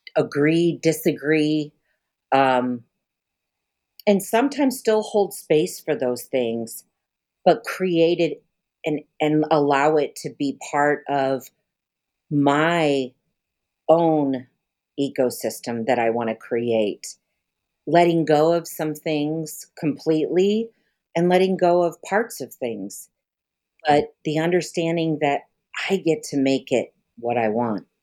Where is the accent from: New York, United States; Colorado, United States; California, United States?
Colorado, United States; Denver; also born or lived in Pine Ridge Reservation, South Dakota; now in New Haven, Missouri, United States; I was born in Denver